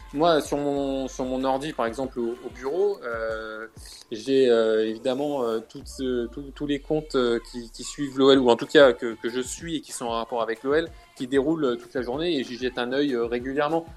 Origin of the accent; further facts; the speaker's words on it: Lyon, Auvergne-Rhône-Alpes, France; je suis né à Lyon, comme tu l'as dit. Je, j'ai jamais, euh, j'ai toujours euh, grandi, j'ai toujours habité à Lyon